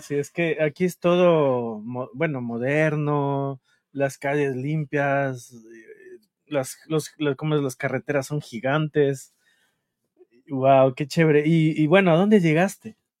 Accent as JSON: {"language": "Spanish", "town": "Quito", "region": "Pichincha", "country": "Ecuador", "said": "yo soy de Quito"}